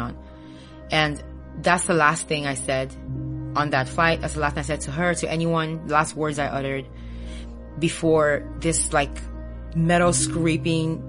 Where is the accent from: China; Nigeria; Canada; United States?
Nigeria; Imo; I'm from Nigeria, born and raised.